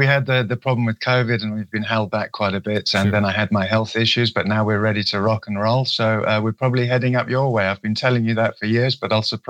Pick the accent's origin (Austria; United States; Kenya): Kenya; also born or lived in Swaziland; I was brought up in Kenya and Swaziland.